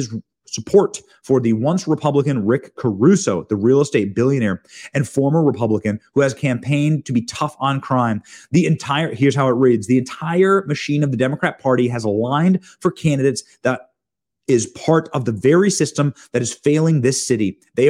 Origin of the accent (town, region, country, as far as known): Midwest, United States; born or raised there; also born or lived in Los Angeles, California / Downey, California / Long Beach, California